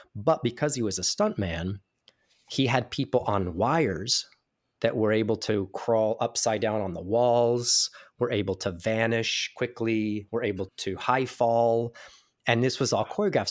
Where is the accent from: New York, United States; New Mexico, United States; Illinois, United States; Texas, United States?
New Mexico, United States; Ruidoso; also born or lived in Albuquerque, New Mexico; I'm from small town New Mexico. I was born in Albuquerque, New Mexico, and then lived in a ski resort town called Ruidoso for about twelve years